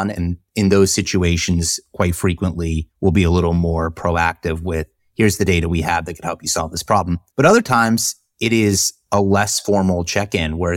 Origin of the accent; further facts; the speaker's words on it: the South, United States; But we all know I grew up in the South, so I wasn't aware of what you do on icy roads.